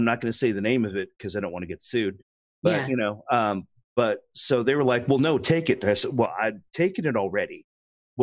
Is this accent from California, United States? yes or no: yes; Oakland, California, United States; moved away as an adult; also born or lived in Atlanta; I was born and raised in Oakland, California